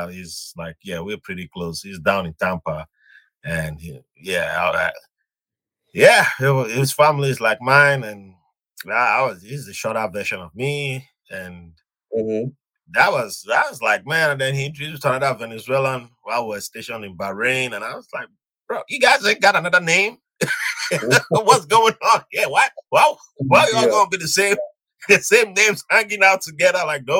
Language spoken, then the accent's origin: English; southern Nigeria, Nigeria; also born or lived in Virginia, United States; now in New York, United States; I was born in Nigeria. I'm from the southern part of Nigeria.